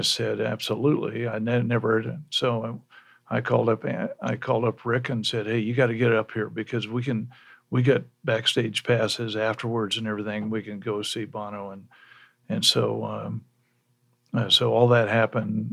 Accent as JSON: {"language": "English", "town": "Lawrence", "region": "Kansas", "country": "United States", "tie": "born or raised there", "said": "I was born in Lawrence. Uh, my dad was a KU, was a professor"}